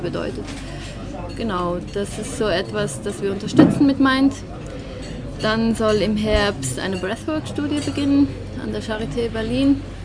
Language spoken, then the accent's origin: German; Switzerland; zumindest in Zürich oder bei uns in der Schweiz